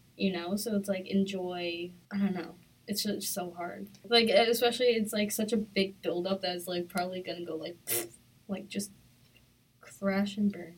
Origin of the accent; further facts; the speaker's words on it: Long Island, New York, United States; I'm from Long Island.